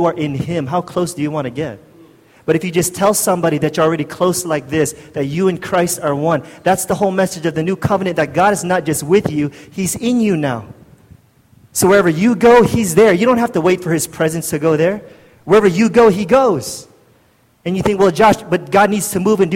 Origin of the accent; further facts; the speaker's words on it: United States; moved away as an adult; now in Philippines; I'm from the States, and I moved here when I was 20-something years old